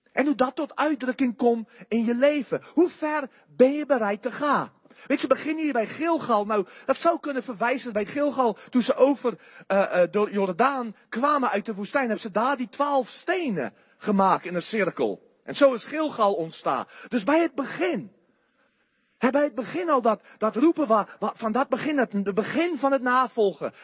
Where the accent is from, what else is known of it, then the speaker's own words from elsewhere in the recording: South Africa; Dutch is a second language; moved away as an adult; now in Netherlands; hij hoorde mijn rare accent en hij zei aan mij, waar kom je vandaan? Ik zei, Zuid-Afrika